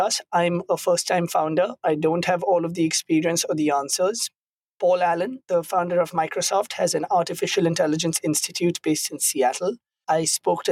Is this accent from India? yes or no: yes; India; moved away as an adult; also born or lived in Kenya; now in United States; I grew up in India. I came to the US for college